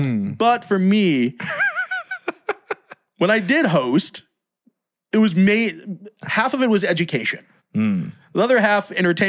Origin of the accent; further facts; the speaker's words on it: United States; accent: American; moved away as an adult; now in Philippines; I'm half Filipino, yeah. What's the other half? American. If you can't tell by this accent, I don't know.